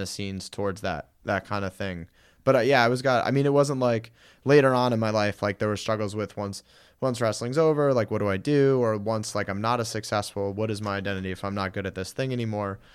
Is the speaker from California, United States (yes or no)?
no; Guilford, Connecticut, United States; moved away as an adult; also born or lived in Springfield, Massachusetts; now in Los Angeles, United States; I grew up in Connecticut in the New Haven area, um, town called Guilford.